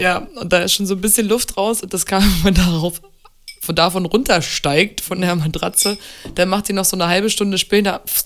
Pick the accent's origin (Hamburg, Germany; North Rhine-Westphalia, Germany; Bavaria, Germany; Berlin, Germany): Berlin, Germany; also born or lived in Munich; Berlin ist meine Heimat, mein Zuhause, mein, mein Ort.